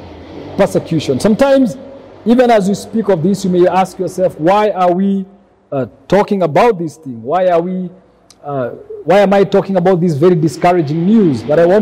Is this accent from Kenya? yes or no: yes; Kenya; we as Kenyan Christians